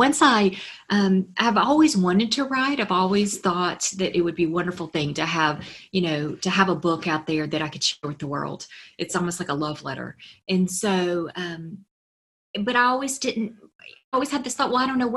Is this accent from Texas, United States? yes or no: no; Memphis, Tennessee, United States; I'm from Memphis, a southern town, very conservative.